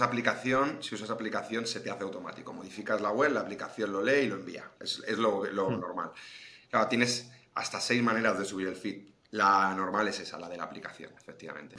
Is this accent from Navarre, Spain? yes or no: no; Madrid, Community of Madrid, Spain; yo soy de Madrid